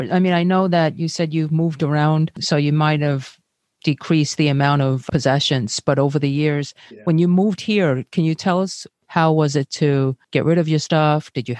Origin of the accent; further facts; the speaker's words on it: New York, United States; …, you know, grew up in Long Island and I grew up in Brooklyn and we're considering leaving.